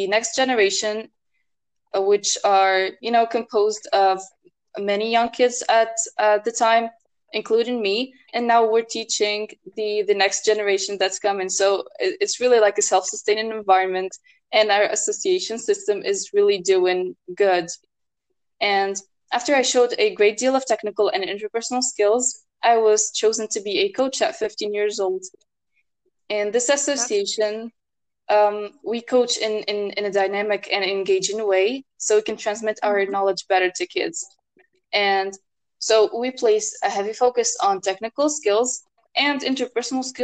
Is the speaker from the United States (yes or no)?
no; Tunisia; I'm from Tunisia